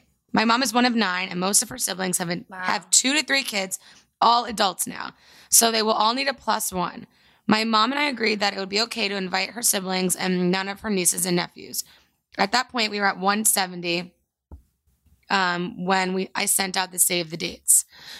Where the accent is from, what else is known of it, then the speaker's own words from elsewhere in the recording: New Jersey, United States; So do I. I'm from Jersey and my fiancé is from Northeast PA.